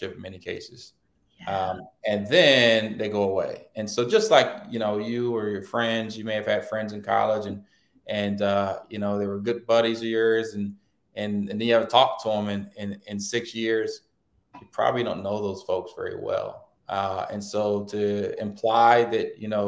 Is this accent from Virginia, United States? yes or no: yes; Hampton, Virginia, United States; I grew up in Hampton, Virginia, a pretty diverse city in the 80s